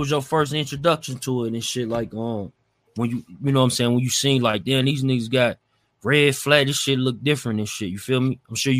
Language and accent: English; Midwest, United States; I'm from the Midwest